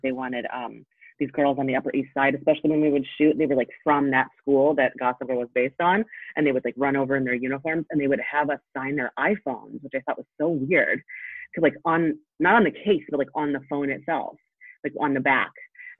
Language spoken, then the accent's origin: English; Poland; born there; I was born in Poland, so both of my parents have had thick accents.